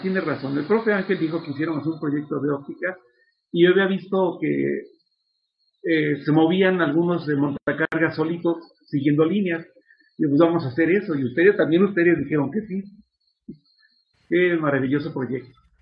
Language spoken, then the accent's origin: Spanish; Mexico; soy de Ciudad Mesa este, y, toda mi vida he vivido en Ciudad Mesa. y pues soy mexicano de nacimiento